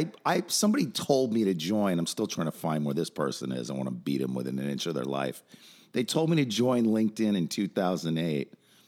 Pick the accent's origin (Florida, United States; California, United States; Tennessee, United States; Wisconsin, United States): California, United States; Los Angeles; I grew up in Hollywood again.